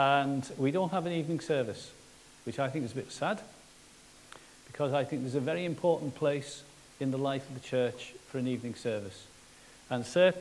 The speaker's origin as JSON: {"language": "English", "town": "Liverpool", "region": "North West England", "country": "United Kingdom", "said": "I'm from Liverpool."}